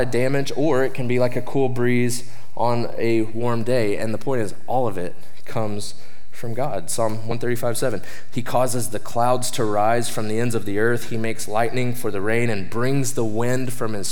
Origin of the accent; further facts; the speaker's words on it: Oklahoma, United States; moved away; I'm from Oklahoma.